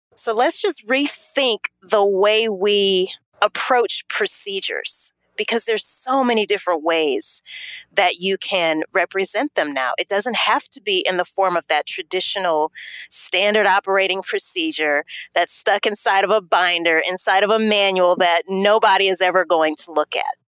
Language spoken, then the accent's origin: English; Louisiana, United States; moved away as an adult; also born or lived in New Orleans, Louisiana; now in Atlanta, United States; I am originally from Louisiana.